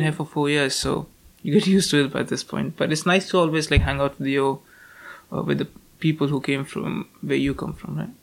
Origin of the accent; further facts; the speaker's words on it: Delhi, India; English is a second language; moved away as an adult; now in Stirling, United Kingdom; I'm from Delhi, which is like thrice the size of London